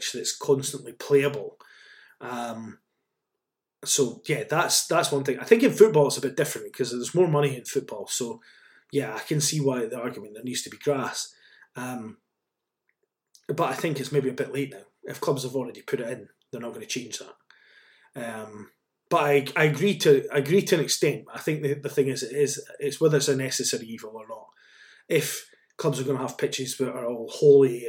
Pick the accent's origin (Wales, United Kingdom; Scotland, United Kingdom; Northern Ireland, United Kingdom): Scotland, United Kingdom; I'm Scottish